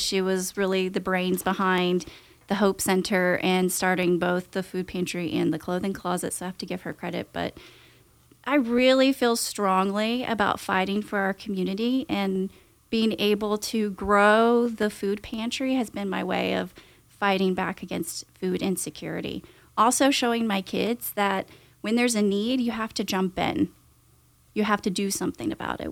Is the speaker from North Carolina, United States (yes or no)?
yes; Winston-Salem, North Carolina, United States; I'm actually from the Winston area